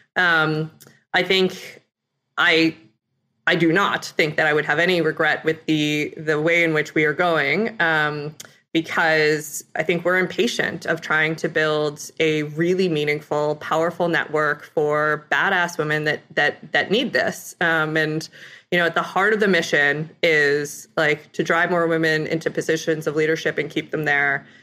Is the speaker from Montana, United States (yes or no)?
no; Ithaca, New York, United States; I, uh, grew up in Ithaca, New York area